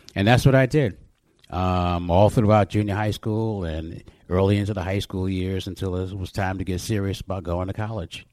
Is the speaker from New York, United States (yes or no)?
yes; New York City, New York, United States; also born or lived in Corona, Queens; I was born in Corona, Queens, mm and Jamaica Hospital, and then moved to St. Albans when I was five years old, and stayed there essentially until I went off to college